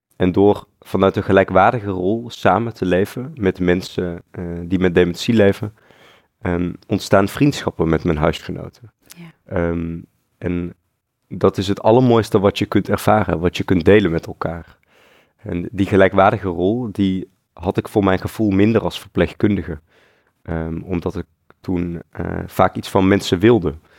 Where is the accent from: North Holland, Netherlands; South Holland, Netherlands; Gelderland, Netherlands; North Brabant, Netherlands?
North Brabant, Netherlands; moved away as an adult; also born or lived in Eindhoven, Netherlands; now in Utrecht, Netherlands; Ik ben opgegroeid in Brabant.